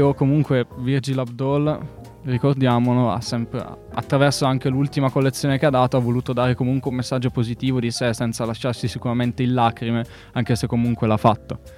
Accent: Bergamo, Lombardy, Italy; Io, io sono di Bergamo

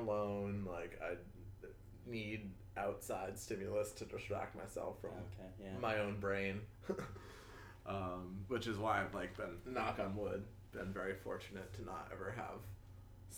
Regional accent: Boston, Massachusetts, United States; I was always very spoiled growing up because I grew up in Boston

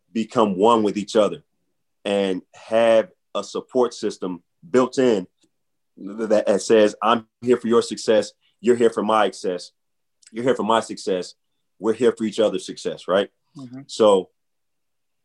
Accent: St. Louis, Missouri, United States; moved away as an adult; now in Philadelphia, United States; I'm from St. Louis, Missouri. I came to Philly

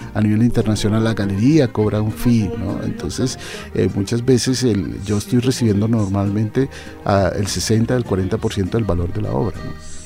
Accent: Cali, Valle del Cauca, Colombia; moved away as an adult; now in United States; Originalmente yo nací en, Cali. en la ciudad de Cali. Estuve durante toda mi adolescencia en Cali, pero ya después salí del país hace en los años 90

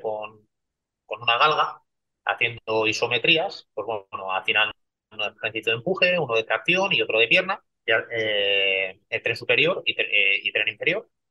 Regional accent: Basque Country, Spain; Yo, como soy vasco

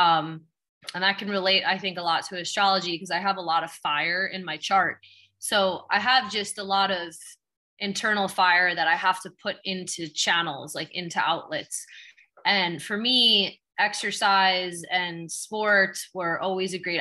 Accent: Long Island, New York, United States; moved away as an adult; now in Los Angeles, United States; I'm from Long Island, originally from New York.

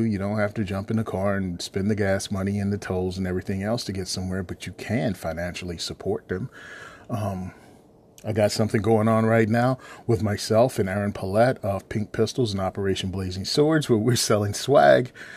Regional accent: Virginia, United States; I was born and raised in Virginia.

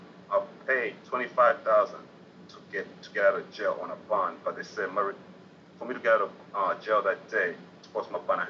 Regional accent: Atlanta, Georgia, United States; I come from Atlanta, where I'm used to living the Atlanta lifestyle.

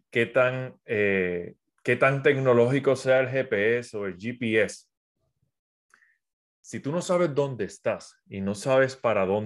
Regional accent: Puerto Rico; also born or lived in South America; soy de Puerto Rico, aunque mi acento no parezca, llevo cuatro, estuve cuatro años viviendo en Sudamérica, viajando por todo Sudamérica

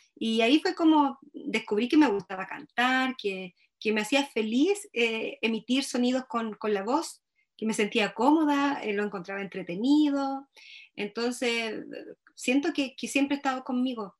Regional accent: Laja, Biobío, Chile; moved away; yo también me fui de Laja, yo me fui de Laja por muchos años, me quise ir de Laja y bueno, la vida finalmente me trajo de vuelta

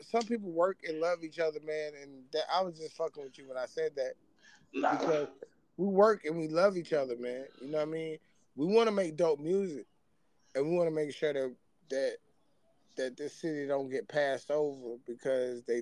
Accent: New York, United States; I'm I'm a Queens cat. I'm from New York, but at the same time, man, my, um, my one half of my family is from here

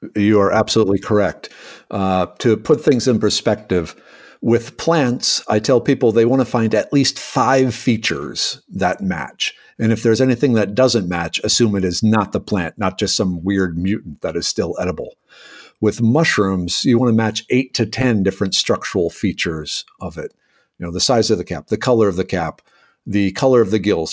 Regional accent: Minnesota, United States; now in Houston, United States; a small farm town kid from Minnesota originally.

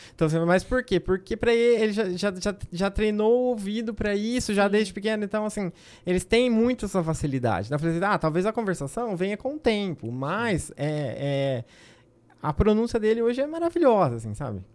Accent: Agreste Paulista, São Paulo, Brazil; eu sou do, do Agreste Paulista

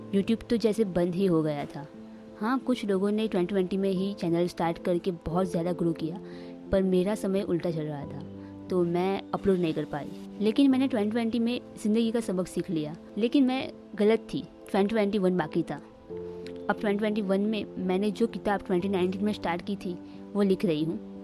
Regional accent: Surat, Gujarat, India; मैं सूरत सिटी में रहती हूँ जो गुजरात में है तो मेरा जन्म सूरत में हुआ

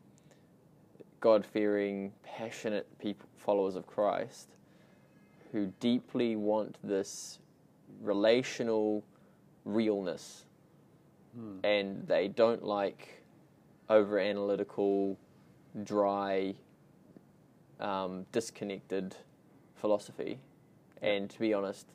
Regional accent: New Zealand; So I was born in New Zealand, grown up here, but my whole family's Australian

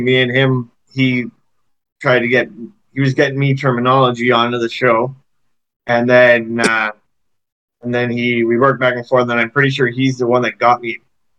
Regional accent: Canada; accent: Canadian; It's probably my Canadian accent.

